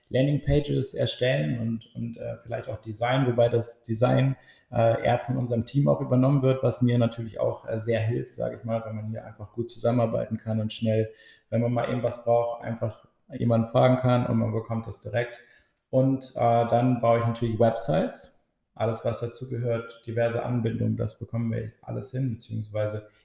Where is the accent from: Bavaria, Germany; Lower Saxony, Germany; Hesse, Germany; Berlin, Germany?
Lower Saxony, Germany; Oldenburg; ich bin 23 Jahre alt, bin auch gebürtiger Oldenburger und wohne auch zurzeit in Oldenburg.